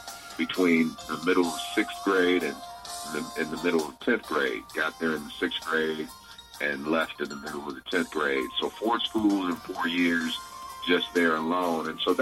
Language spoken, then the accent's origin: English; Muskegon, Michigan, United States; also born or lived in Grand Rapids; And I was born in Muskegon, Michigan, and I spent time growing up between Muskegon and Grand Rapids, Michigan.